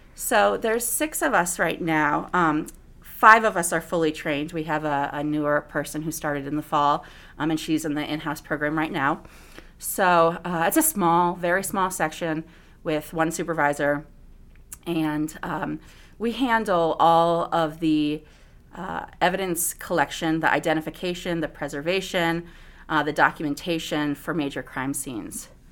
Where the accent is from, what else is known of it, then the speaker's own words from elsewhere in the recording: Bethany, Connecticut, United States; moved away; also born or lived in Southern California; I was actually born in Connecticut in a small little farm town, uh, Bethany, right outside of New Haven, Connecticut